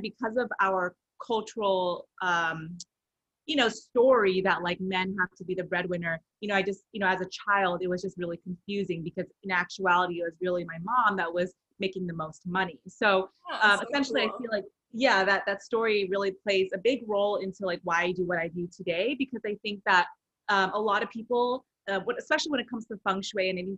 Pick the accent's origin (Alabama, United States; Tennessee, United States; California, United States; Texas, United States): California, United States; Rowland Heights; So I am originally from Southern California in a small town called Roland Heights. So I grew up primarily in a very Asian community